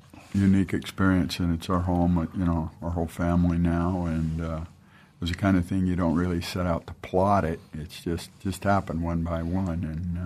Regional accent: Portland, Oregon, United States; moved away as an adult; also born or lived in Boise, Idaho; now in Meridian, United States; I grew up in the Portland area. I came here to Boise in January 1971 to go to Boise Bible College.

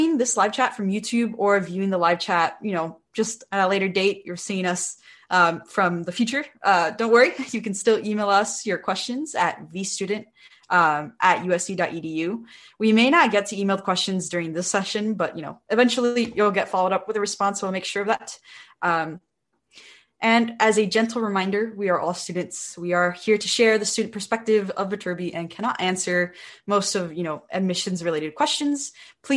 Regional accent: Bell Gardens, California, United States; I'm from Bell Gardens, California

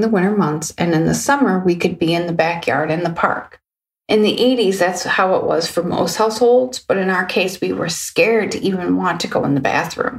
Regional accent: Ferndale, Michigan, United States; also born or lived in Hazel Park, Michigan; I grew up in Ferndale, Michigan, and we moved to the neighboring city as well, Hazer Park

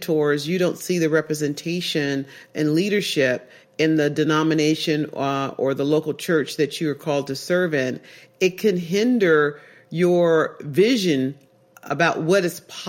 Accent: Oakland, California, United States; I grew up in East Oakland and I'm a black woman.

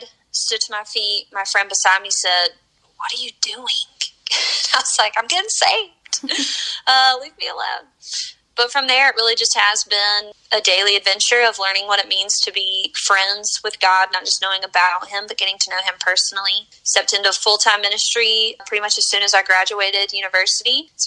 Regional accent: the South, United States; also born or lived in North Carolina / South Carolina; I grew up in church here in the South. I'm from North Carolina.

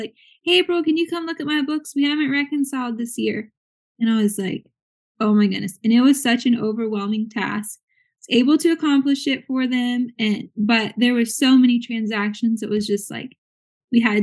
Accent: Virginia, United States; moved away; I'm originally from Virginia

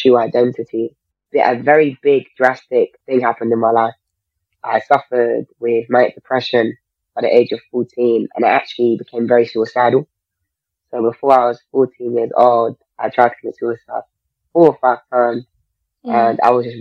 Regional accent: London, United Kingdom; I grew up in South London

